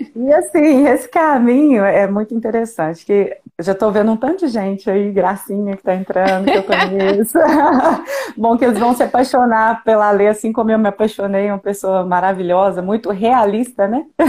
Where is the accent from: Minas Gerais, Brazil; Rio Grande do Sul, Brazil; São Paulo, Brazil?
Minas Gerais, Brazil; Mateus Leme; eu sou de Mateus Leme